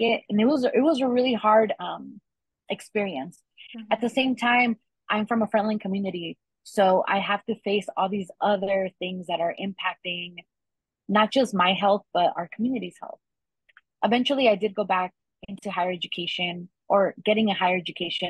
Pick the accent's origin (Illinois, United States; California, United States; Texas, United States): California, United States; Inland Empire; also born or lived in Los Angeles, California / Riverside, California; I was born here in California. I went to school here in Riverside. I grew up mostly in the Inland Empire. My journey also took me to live in Los Angeles as a child